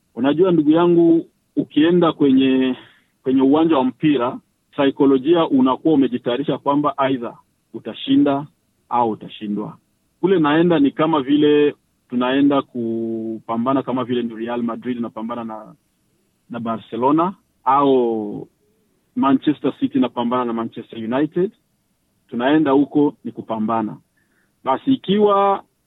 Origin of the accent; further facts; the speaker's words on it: DR Congo; now in Australia; raia wangu, raia wa Kongomani